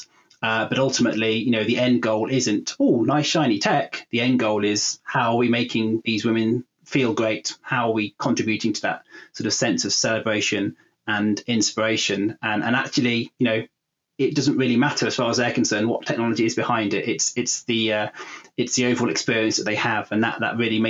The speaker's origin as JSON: {"language": "English", "area": "Warwickshire", "region": "West Midlands", "country": "United Kingdom", "tie": "born or raised there", "said": "I grew up in Warwickshire, and I'm still in Warwickshire today"}